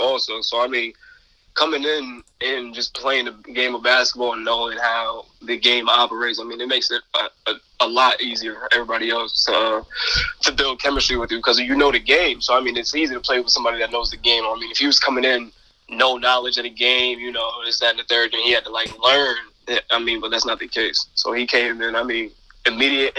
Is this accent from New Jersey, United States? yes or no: no; Albany, New York, United States; I'm from Albany